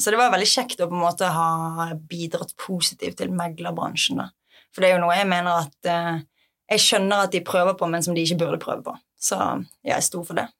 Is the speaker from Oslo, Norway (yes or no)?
no; Bergen, Vestland, Norway; jeg er fra Bergen og har masse venner og familie her fra før